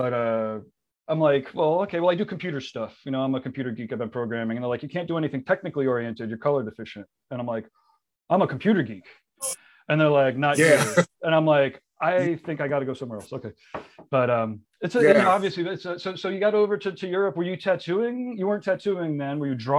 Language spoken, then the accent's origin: English; New Haven, Connecticut, United States; I grew up outside of Connecticut, outside of, you know, New Haven, Connecticut.